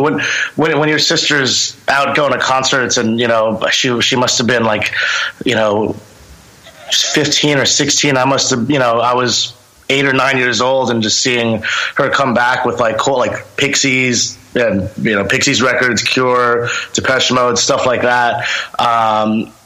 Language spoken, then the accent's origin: English; Long Island, New York, United States; I actually was born and raised in Long Island